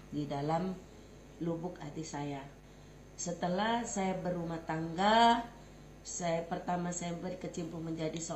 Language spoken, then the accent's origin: Indonesian; Numbing, Riau Islands, Indonesia; born there; Eh, saya lahir di Desa Numbing, tanggal 13 Juni tahun 1972.